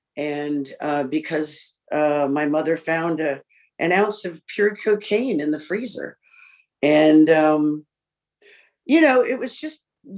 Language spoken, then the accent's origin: English; New York, United States; born there; I was born in New York, both parents, alcoholics, of four siblings.